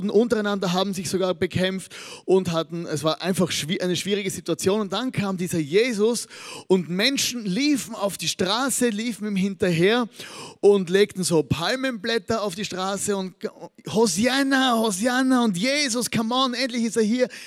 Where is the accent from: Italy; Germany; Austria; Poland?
Austria; Als Österreicher hat man natürlich äh, bei, bei der Fußball-WM nichts zu lachen. Auf der einen Seite, weil wir ja nicht dabei sind.